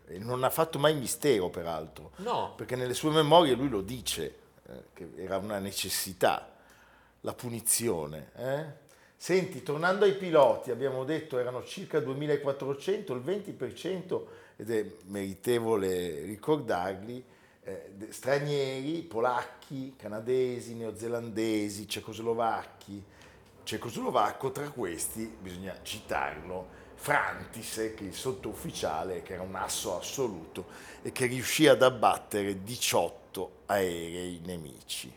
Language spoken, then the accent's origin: Italian; Italy